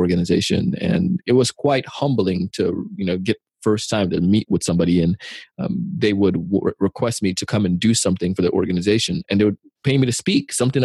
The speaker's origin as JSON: {"language": "English", "country": "Jamaica", "tie": "born or raised there", "said": "As a kid, I grew up in Jamaica"}